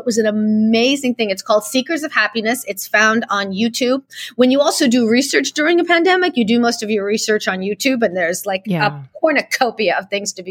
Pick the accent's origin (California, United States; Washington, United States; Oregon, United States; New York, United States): California, United States; San Francisco; English is a second language; moved away as an adult; also born or lived in Odessa, Ukraine; when I grew up in San Francisco. I lived in San Francisco from the late 1970s to the early 1990s